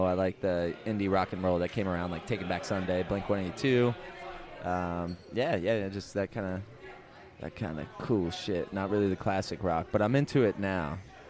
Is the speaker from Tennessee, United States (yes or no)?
no; New Jersey, United States; now in California, United States; I'm from New Jersey, and back in the day when I was growing up, we had a scene going on back there